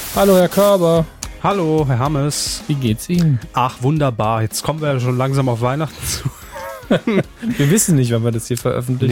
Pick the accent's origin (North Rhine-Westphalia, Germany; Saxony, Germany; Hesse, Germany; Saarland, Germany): Saarland, Germany; als Saarländer